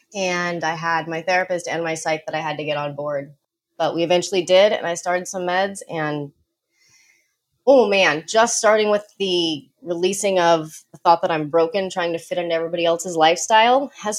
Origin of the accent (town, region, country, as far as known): Colorado, United States; born or raised there